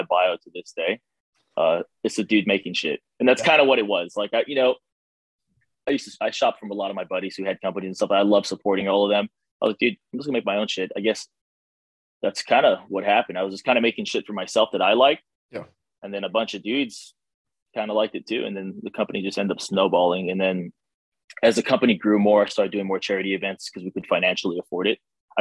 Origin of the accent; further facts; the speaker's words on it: Hawaii, United States; moved away; I'm originally from Hawaii